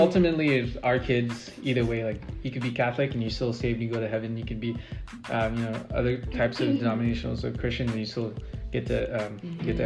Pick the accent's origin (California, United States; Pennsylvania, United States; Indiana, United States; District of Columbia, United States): California, United States; San Diego; I'm originally from San Diego